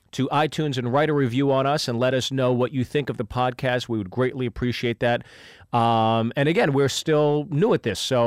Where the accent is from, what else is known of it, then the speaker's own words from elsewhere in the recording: United States; I'm an American